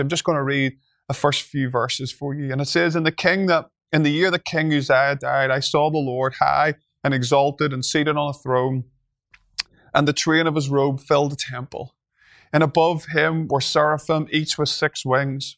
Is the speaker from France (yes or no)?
no; Northern Ireland, United Kingdom; I'm from Northern Ireland